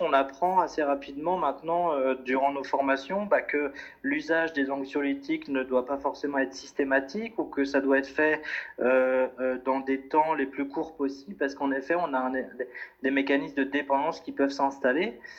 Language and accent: French; France; moved away as an adult; now in Brussels, Belgium; je viens de France et puis je me suis installé depuis 5 euh, ans maintenant à Bruxelles